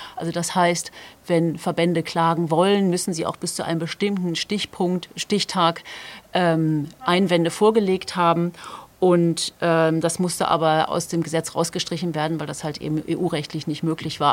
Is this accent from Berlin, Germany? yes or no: no; Hamburg, Germany; Ich als Hamburger